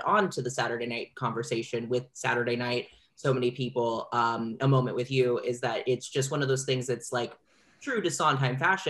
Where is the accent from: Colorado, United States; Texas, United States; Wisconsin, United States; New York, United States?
Colorado, United States; rural; growing up in rural Colorado